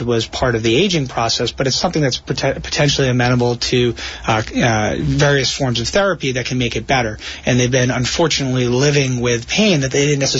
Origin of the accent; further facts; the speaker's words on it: Rhode Island, United States; moved away as an adult; also born or lived in New York City / San Francisco; now in New Jersey, United States; I grew up in Rhode Island and subsequently went to medical school at Brown University in Rhode Island